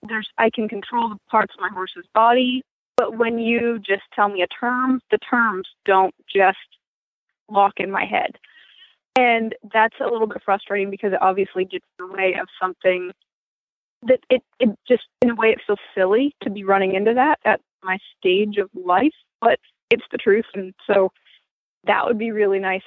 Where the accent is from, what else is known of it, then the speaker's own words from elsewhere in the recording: Maine, United States; moved away; I grew up in Maine.